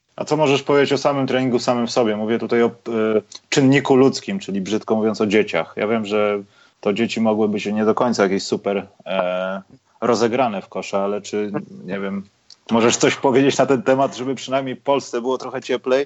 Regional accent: Poland; jestem z Polski

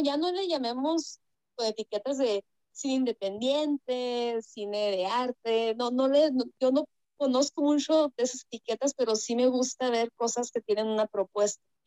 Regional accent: Mexico; also born or lived in Sonora, Mexico; Yo vivo aquí en, el país de, México, bueno, creo que todos aquí somos de México y yo vivo en el, en el norte, vivo en el estado de Sonora

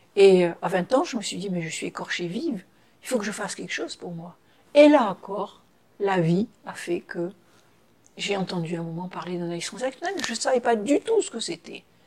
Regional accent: Toulon, Provence-Alpes-Côte d'Azur, France; moved away; de Toulon, de Toulon, Toulon, bord de mer

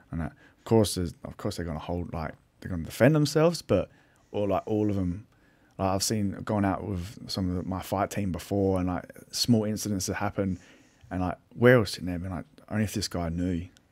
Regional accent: Adelaide, South Australia, Australia; I'm from Little Adelaide

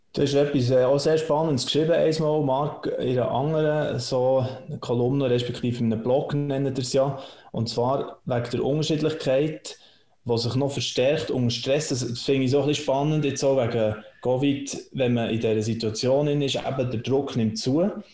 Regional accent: Switzerland; bei uns in der Schweiz

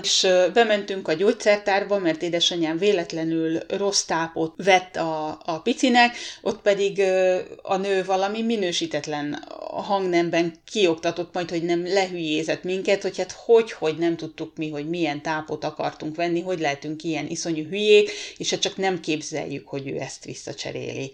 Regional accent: Hungary; moved away as an adult; now in Rovaniemi, Finland; hosszú külföldi lét után tér vissza a szülőhazájába

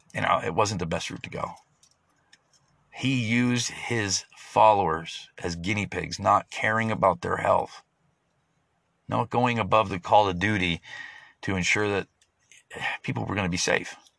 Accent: United States; as an American

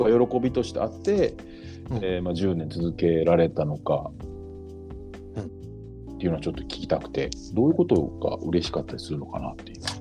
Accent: Kobe, Hyogo, Japan; now in Ashiya, Japan; 出身は神戸なんですけど

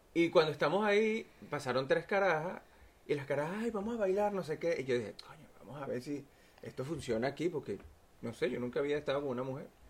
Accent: Venezuela; moved away; Yo vengo de Venezuela

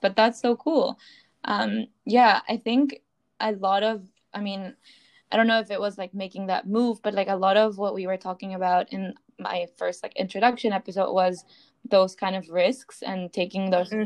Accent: Peru; I grew up in Peru

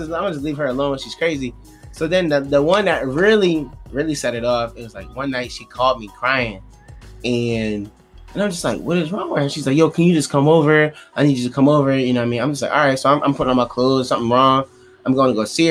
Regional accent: Philadelphia, Pennsylvania, United States; I'm from Philly

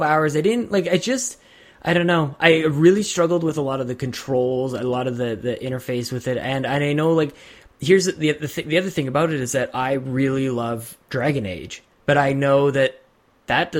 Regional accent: Canada; I am Canadian

